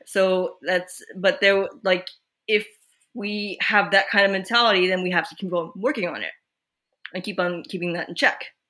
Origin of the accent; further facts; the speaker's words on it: Quebec, Canada; now in British Columbia, Canada; we grew up in Quebec, but we are currently in British Columbia